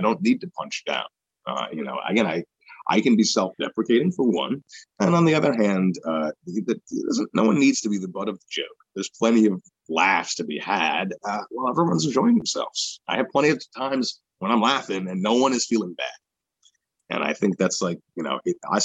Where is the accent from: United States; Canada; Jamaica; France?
United States; New York; growing up in New York